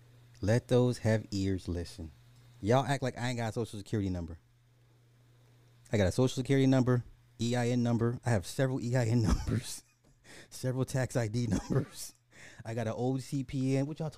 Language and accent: English; Miami, Florida, United States; I'm from Miami. Never tried it here.